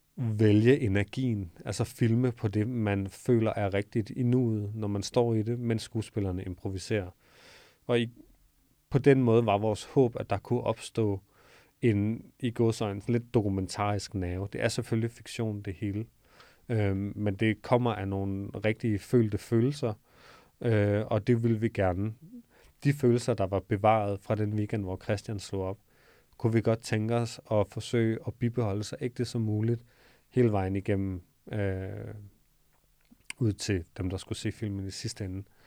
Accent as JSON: {"language": "Danish", "town": "Odense", "region": "Southern Denmark", "country": "Denmark", "tie": "born or raised there", "also_born_or_lived": "Copenhagen", "moved": "as an adult", "said": "så flyttede jeg fra Odense, hvor jeg født og opvokset, til København"}